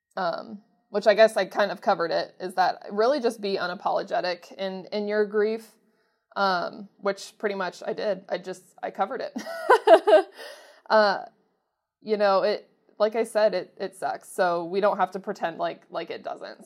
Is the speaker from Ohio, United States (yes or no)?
yes; Mansfield, Ohio, United States; my hometown